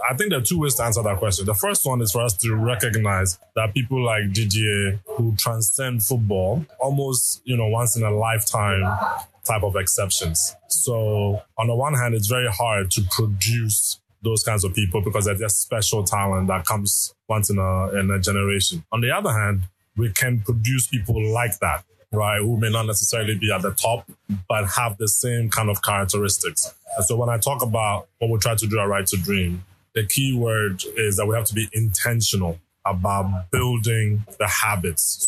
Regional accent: Ghana; moved away; also born or lived in Canada / United States; I am originally from Ghana, go to school in Canada for a couple of years. And then from there, I was in the US

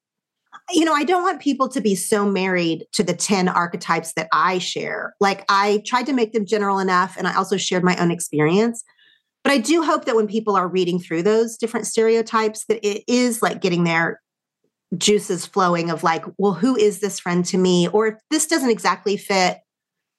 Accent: Oklahoma, United States; I grew up in not only Oklahoma, but a small town in Oklahoma

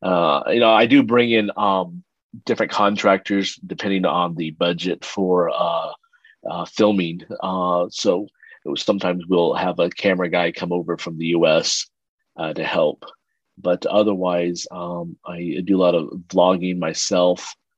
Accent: Philippines; born there; I was born in the Philippines. My dad's he was in the U.S. Air Force. He was an American, and my mom was a Filipino, and that's where they met at the U.S. Air Force base there.

